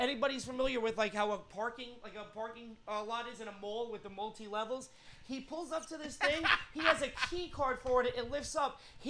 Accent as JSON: {"language": "English", "region": "New York", "country": "United States", "said": "I'm from New York. I know how it goes."}